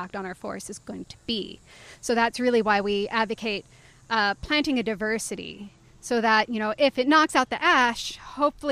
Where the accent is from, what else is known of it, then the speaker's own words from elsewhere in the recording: the Appalachians, United States; I grew up in the Appalachians